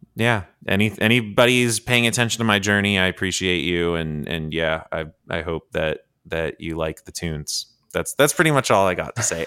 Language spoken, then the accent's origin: English; Georgia, United States; I grew up in Georgia